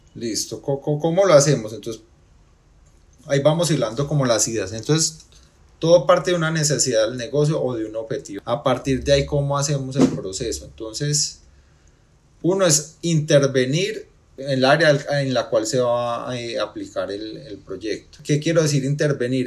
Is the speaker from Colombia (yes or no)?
yes; Pereira, Risaralda, Colombia; soy pereirano